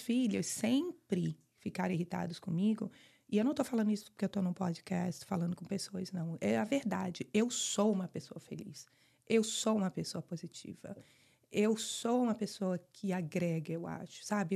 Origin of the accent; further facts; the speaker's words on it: Fortaleza, Ceará, Brazil; moved away as an adult; also born or lived in Rio de Janeiro / Michigan; now in Weston, United States; eu sou do Rio, mas morei minha vida toda em Fortaleza